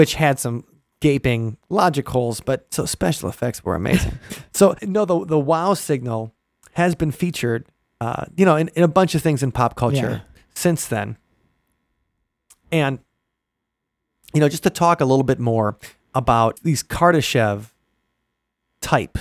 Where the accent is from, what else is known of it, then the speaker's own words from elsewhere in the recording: Midwest, United States; you grew up in the Midwest